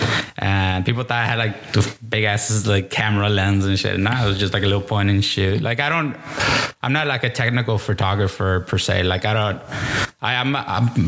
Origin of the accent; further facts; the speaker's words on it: Washington, United States; now in San Juan, Texas, United States; But I was raised in Washington State.